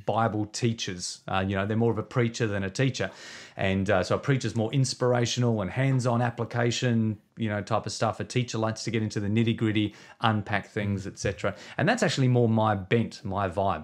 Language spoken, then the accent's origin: English; Victor Harbor, South Australia, Australia; we planted, uh, a church in my hometown, uh, when we were twenty-three years of age. So we've been leading a church now for uh, twenty years, um, in a place called Victor Harbour. It's just south of Adelaide. Uh, so, uh, in South Australia